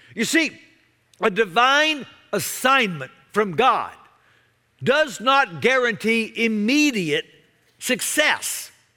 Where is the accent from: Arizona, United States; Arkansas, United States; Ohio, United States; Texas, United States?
Texas, United States; Dallas; I grew up in Dallas back before there was a Major League Baseball team in the Metroplex.